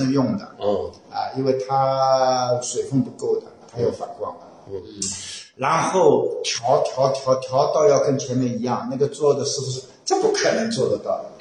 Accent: Shanghai, China; accent: Shanghainese; Shanghai-accented Mandarin; 我一直说上海话

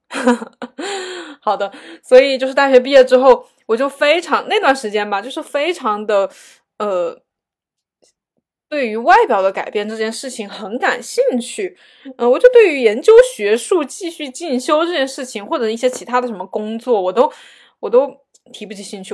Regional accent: China; 作为一个，嗯，嗯，中国，就是这种亚洲小孩儿吧

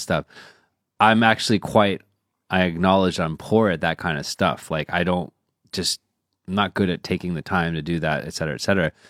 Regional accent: United States; moved away; also born or lived in China; we're rooted in the U.S.

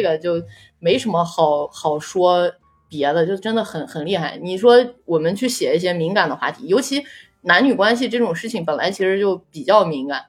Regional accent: northern China, China; 我是一个纯北方长大的演员

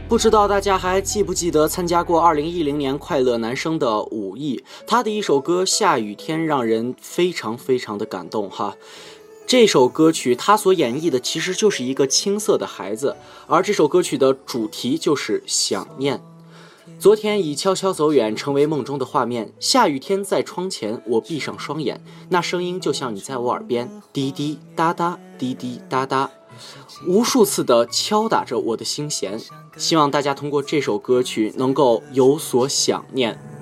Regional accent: Inner Mongolia, China; moved away; also born or lived in Beijing; 这两天回到了我的家乡内蒙古

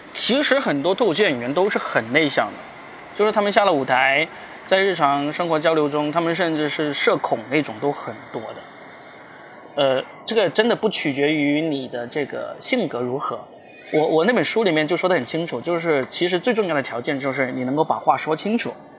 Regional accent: Guangdong, China; also born or lived in Shanghai; now in Shenzhen, China; 我作为一个土鳖广东人，土生土长的广东人，我第一次离开广东，就是上海工作

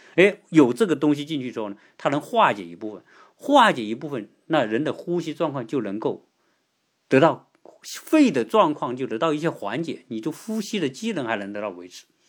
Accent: China; 作为一个中国人

